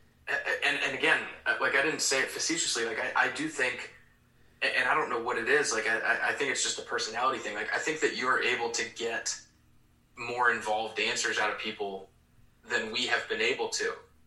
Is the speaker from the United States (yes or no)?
yes; Durham, North Carolina, United States; moved away as an adult; also born or lived in Wisconsin; I was born at Duke Hospital and I grew up in Durham, North Carolina